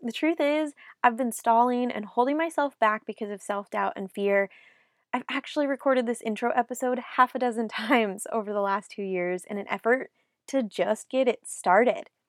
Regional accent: South Lake Tahoe, California, United States; moved away as an adult; also born or lived in Nashville, Tennessee; I moved from my hometown of South Lake Tahoe, California to Nashville, Tennessee in two thousand

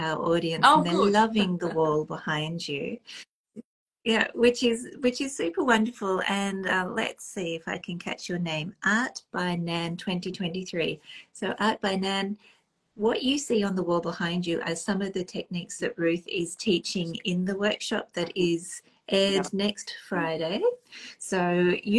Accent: Australia; now in Nova Scotia, Canada; because I'm now based in Nova Scotia, for our followers who may not be that familiar, Australian by birth, Nova Scotian currently

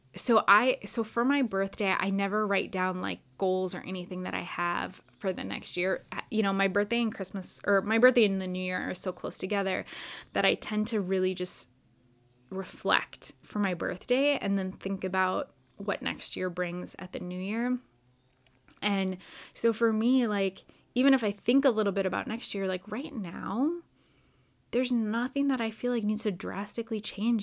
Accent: Wisconsin, United States; now in Orlando, United States; I grew up in Wisconsin

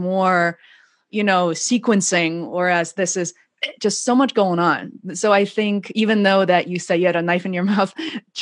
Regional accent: Beijing, China; now in Boston, United States; growing up in China

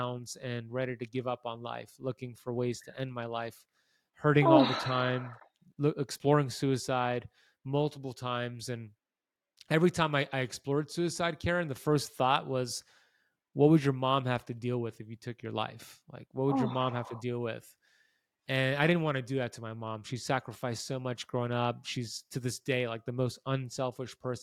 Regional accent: United States; I grew up here in America, and I ate a standard American diet

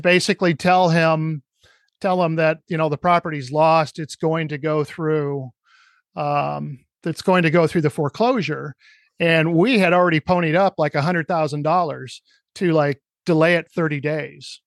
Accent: Cedar Rapids, Iowa, United States; my hometown of Cedar Rapids, Iowa

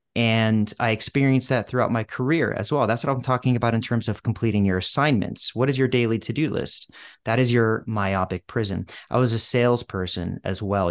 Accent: outside Boston, Massachusetts, United States; moved away as an adult; now in Los Angeles, United States; a Bostonian, where I had li, I had lived for ten years and I grew up outside the city

